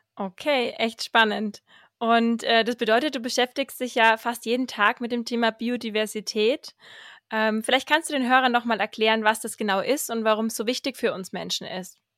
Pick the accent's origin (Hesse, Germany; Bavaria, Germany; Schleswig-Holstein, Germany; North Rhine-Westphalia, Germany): Bavaria, Germany; Fürth district; born or raised there